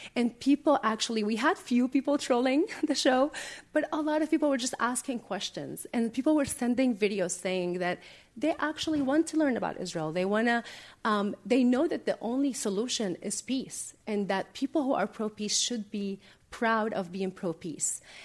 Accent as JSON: {"language": "English", "town": "Damascus", "region": "Damascus Governorate", "country": "Syria", "tie": "born or raised there", "moved": "yes", "lives_now": "United States", "said": "I was born in Damascus, Syria"}